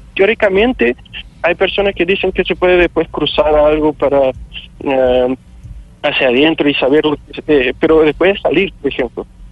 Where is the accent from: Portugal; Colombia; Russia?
Portugal; moved away as an adult; now in Chile; soy de Portugal